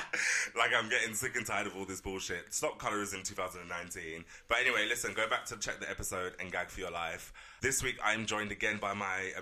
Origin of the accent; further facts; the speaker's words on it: London, United Kingdom; Being a Londoner, like, you don't even want to go Oxford Circus.